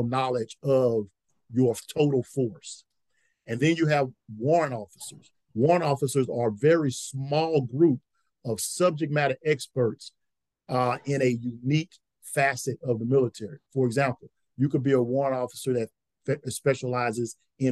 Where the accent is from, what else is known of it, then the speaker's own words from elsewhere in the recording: Louisiana, United States; moved away as an adult; I'm from Louisiana.